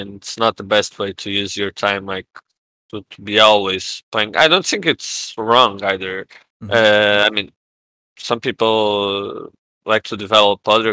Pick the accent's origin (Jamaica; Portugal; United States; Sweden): Portugal; English is a second language